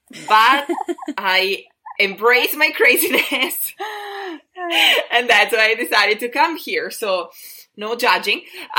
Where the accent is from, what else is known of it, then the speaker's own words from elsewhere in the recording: Italy; English is a second language; moved away as an adult; now in Canada; when people hear my accent, they don't immediately guess that I'm Italian. They think I speak Spanish, that I speak Portuguese, which I do, but they're not my first languages.